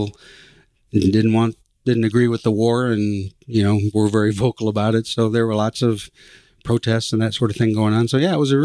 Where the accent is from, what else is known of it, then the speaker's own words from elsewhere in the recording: Coldwater, Michigan, United States; I was born and raised in Coldwater, Michigan, a little town about 30 miles south of Battle Creek